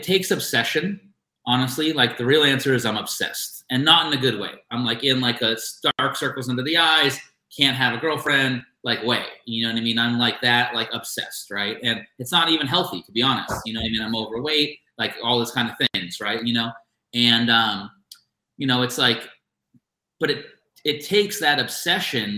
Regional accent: Boston, Massachusetts, United States; now in Los Angeles, United States; I'm from Boston, so there's a crazy work ethic on the East Coast. And when I came here to Los Angeles

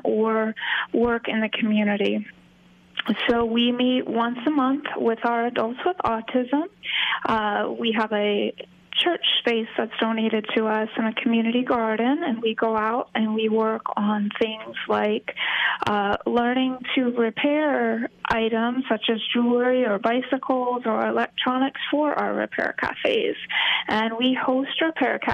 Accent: Hudson Valley, New York, United States; moved away as an adult; now in Florida, United States; I grew up in the Hudson Valley

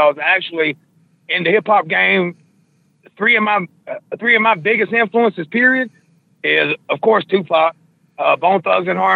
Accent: Hortense, Georgia, United States; moved away as an adult; also born or lived in Alabama / Maine; I'm from Hortense, Georgia, Southeast Georgia. Actually, me and your boy Dirty, we're both part of Outlaw Nation. Me and him's actually childhood best friends

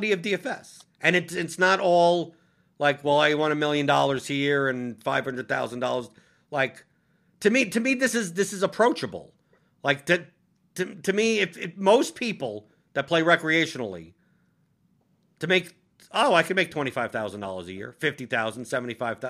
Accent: New York City, New York, United States; now in Louisville, United States; I'm originally from New York City

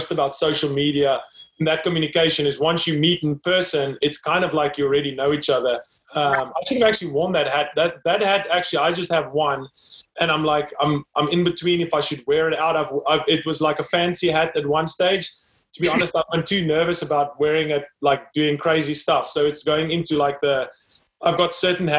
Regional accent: South Africa; born and raised in South Africa, grew up there, studied there

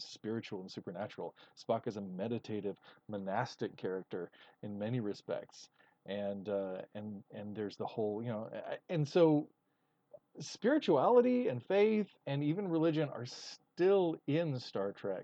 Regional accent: Texas, United States; as a Texan

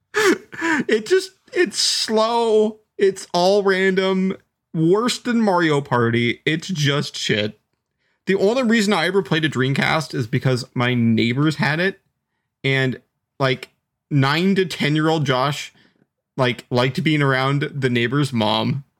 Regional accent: Seattle, Washington, United States; I grew up in Seattle

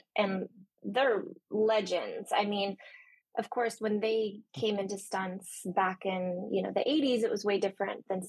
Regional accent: Santa Cruz, California, United States; moved away as an adult; also born or lived in San Francisco; now in Los Angeles, United States; I'm from Santa Cruz originally.

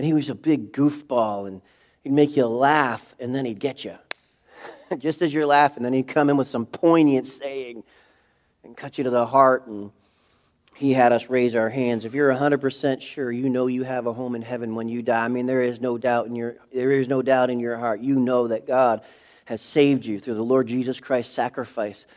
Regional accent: New England, United States; I'm from New England

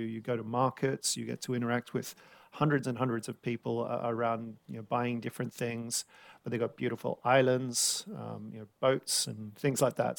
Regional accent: Sydney, New South Wales, Australia; now in London, United Kingdom; growing up around Sydney

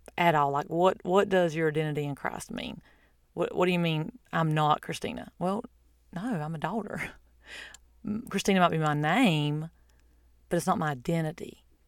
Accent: United States; I'm an American, that's not my identity. That's where I'm from or my nationality

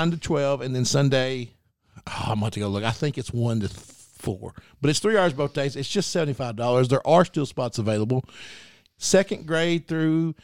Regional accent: Mineral Springs, Arkansas, United States; growing up in Mineral Springs, down by Nashville

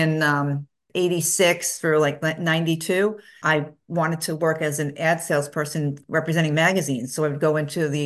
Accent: New York City, New York, United States; I grew up in Brooklyn, New York

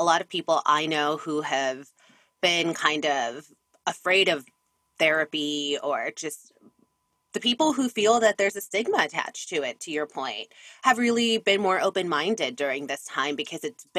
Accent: Jamaica; I'm Caribbean, I'm from Jamaica

